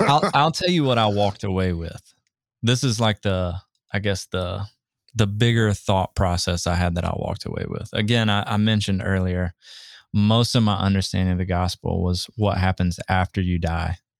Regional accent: Southeast, United States; moved away; I grew up in the Southeast

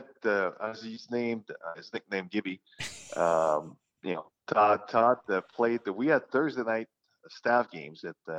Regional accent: Drummondville, Quebec, Canada; now in Minnesota, United States; In Quebec City called Drummondville. Home of Marcel Dion and Yvonne Lambert and Hal Hayward, and small city, about 50,000

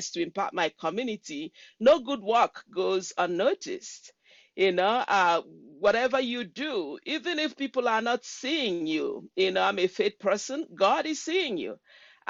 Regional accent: Nigeria; moved away as an adult; now in Washington State, United States; I'm from Nigeria, from the Igbo tribe of Nigeria. I came to the United States, I believe, in 1996

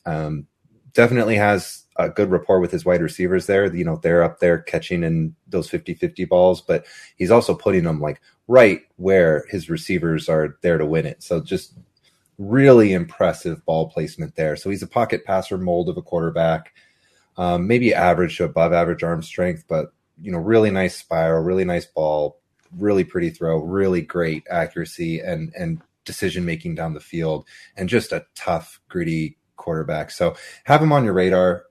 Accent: Fresno, California, United States; I'm, I'm a Fresno boy. I'm from Fresno

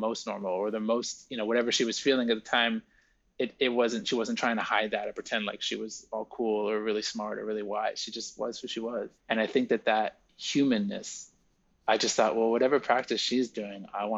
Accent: New York, United States; also born or lived in France; growing up in New York, in a very, you know, sort of privileged upbringing in New York.

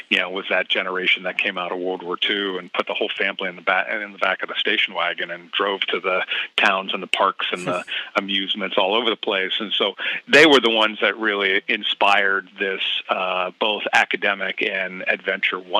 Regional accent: Middletown, Ohio, United States; moved away as an adult; also born or lived in Montreal, Canada / Germany; now in Sonoma County, United States; I was born there and raised there during the good days

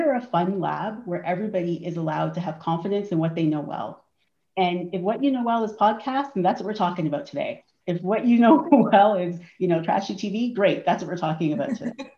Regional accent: Toronto, Ontario, Canada; I grew up in Toronto. I've always lived here. I grew up in the north end of the city in a neighborhood called Rexdale.

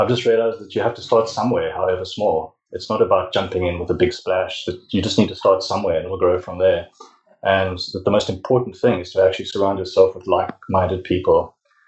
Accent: South Africa; I'm from South Africa

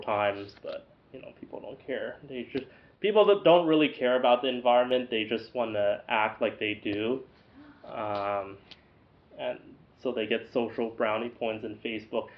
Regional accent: United States; now in Chino Hills, United States; I'm an American.

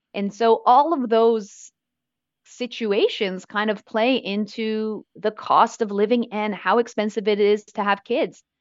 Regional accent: Vancouver, British Columbia, Canada; moved away as an adult; now in Australia; I grew up in Vancouver

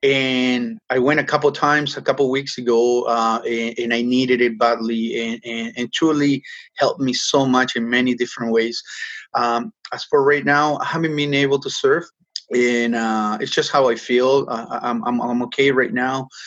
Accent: Peru; now in Toronto, Canada; I grew up in Peru and, you know, surfing the entire coast as a kid

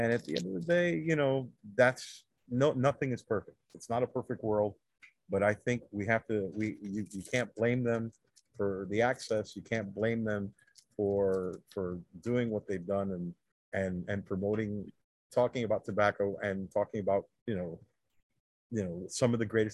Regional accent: United States; I'm an American. I don't play that Cuban American bullshit. I was born in the United States.

